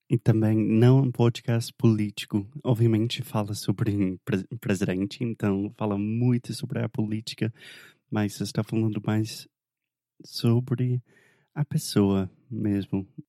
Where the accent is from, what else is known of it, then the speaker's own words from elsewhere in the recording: the South of the United States, United States; Portuguese is a second language; eu sou do sul dos Estados Unidos